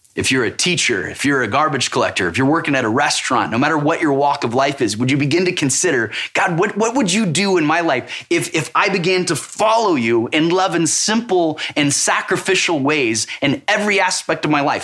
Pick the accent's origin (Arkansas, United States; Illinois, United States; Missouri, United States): Missouri, United States; I'm from Missouri. It's called the show me state for a reason.